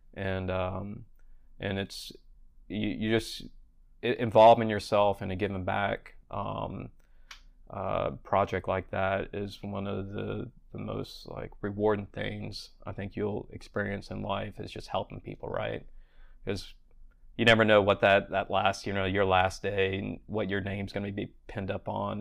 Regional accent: Charleston, South Carolina, United States; moved away as an adult; also born or lived in Vail, Colorado / Colorado Springs, Colorado; I'd moved back to my hometown in Charleston, South Carolina.

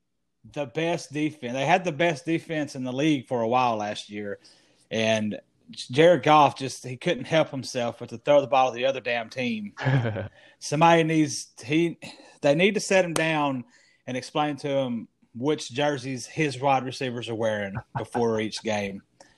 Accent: the South, United States; We're both from the South.

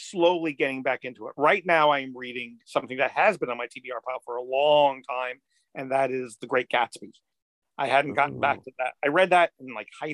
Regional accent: Bethpage, New York, United States; I grew up on Long Island, Bethpage, Long Island

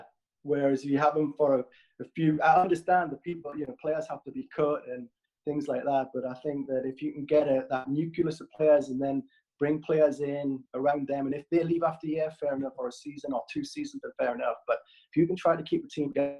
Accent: Newcastle upon Tyne, North East England, United Kingdom; moved away as an adult; also born or lived in Plymouth / Sunderland; I'm a Geordie

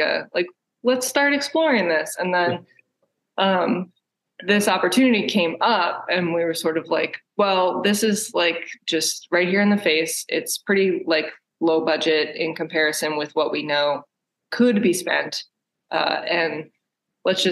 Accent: Maryland, United States; moved away as an adult; also born or lived in Baltimore, Maryland; now in Pittsburgh, United States; I'm from Maryland. And actually moved to Pittsburgh from Baltimore

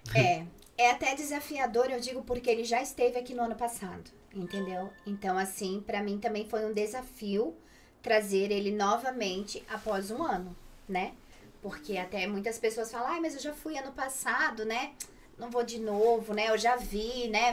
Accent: Brusque, Santa Catarina, Brazil; also born or lived in Itapema; now in Madrid, Spain; eu nasci em Brusque, morava em Itapema.

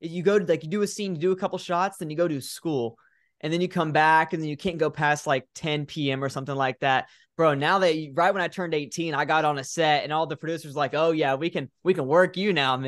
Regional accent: Florida, United States; I'm from Florida. Big storms here

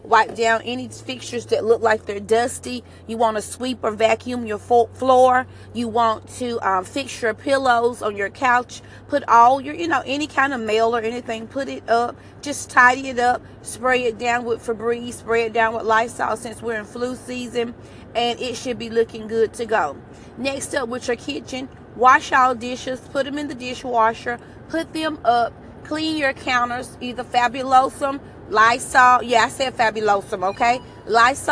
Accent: Alabama, United States; I'm from Alabama

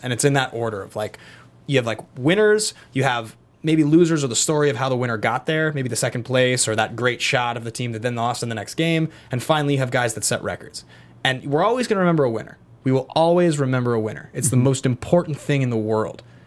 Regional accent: Seattle, Washington, United States; now in Los Angeles, United States; I was raised in Seattle, white middle class parents, and pretty liberal family

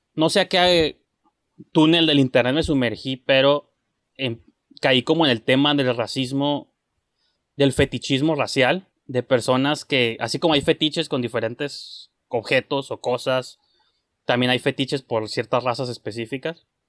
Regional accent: Mexico; yo soy mexicano

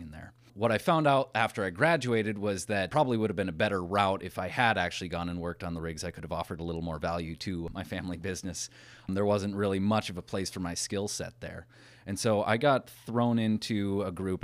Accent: Watford City, North Dakota, United States; When I was growing up in Watford, I graduated with fifty people in my class.

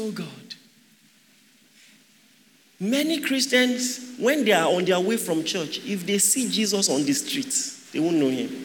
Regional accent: Akwa Ibom, Nigeria; I'm Akwa Ibom. My mom is Yoruba, but I'm Akwa Ibom

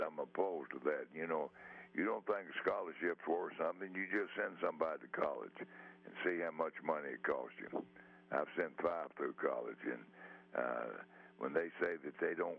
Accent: Texas, United States; I'm from Texas

